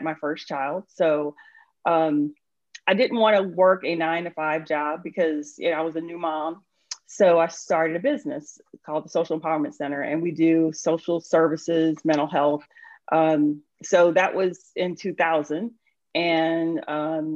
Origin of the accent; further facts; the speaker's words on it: New Orleans, Louisiana, United States; moved away as an adult; now in Snellville, United States; So I am originally from New Orleans. I was born and raised in New Orleans